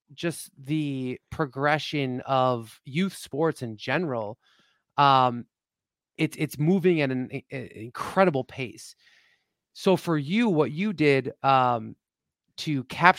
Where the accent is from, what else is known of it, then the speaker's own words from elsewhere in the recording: Neenah, Wisconsin, United States; I grew up in Neenah, Wisconsin, played Neenah middle school football